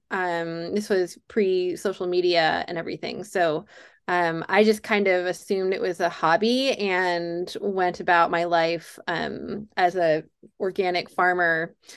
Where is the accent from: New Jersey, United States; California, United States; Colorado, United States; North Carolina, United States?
North Carolina, United States; Durham; I was a video store clerk in my hometown of Durham, North Carolina